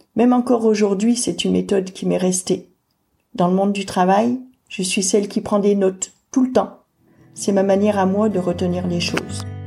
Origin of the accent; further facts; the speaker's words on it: France; Je suis née en France au début des années 1970